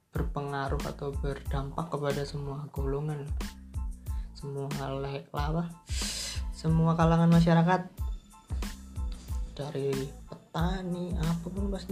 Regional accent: Tulungagung, East Java, Indonesia; waktu balik ke Tulungagung ke kota asalku itu disuruh buat stay dua minggu di kontrakan dulu

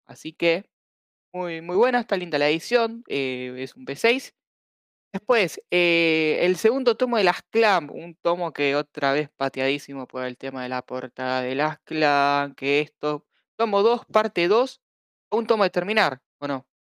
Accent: Argentina; somos Argentina

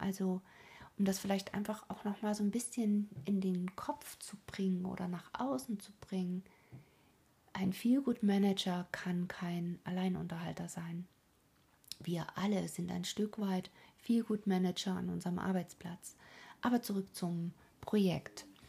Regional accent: Germany; hier bei uns in Deutschland

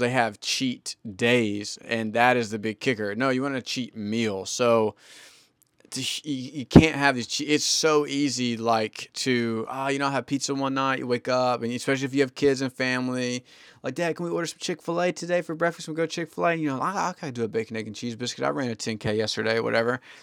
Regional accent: the South, United States; I grew up in the South

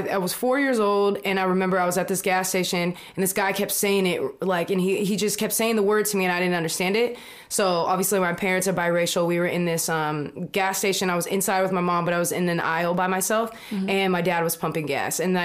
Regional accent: Sacramento, California, United States; also born or lived in Texas; I grew up in Texas, being biracial there, and then growing up in Sacramento

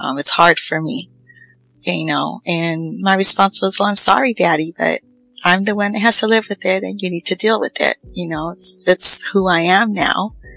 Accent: Los Angeles, California, United States; also born or lived in Riverside, California; now in Fresno, United States; I was born in East Los Angeles

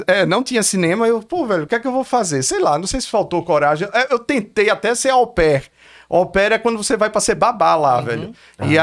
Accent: Olinda, Pernambuco, Brazil; moved away as an adult; also born or lived in Recife, Brazil / Los Angeles, United States; Nasci em Recife, Fosse mas morei, cresci, nasci, cresci, ou oh, cresci em Olinda

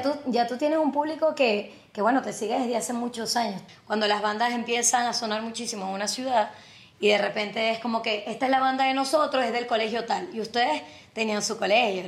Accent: Zulia, Venezuela; es zuliano como yo

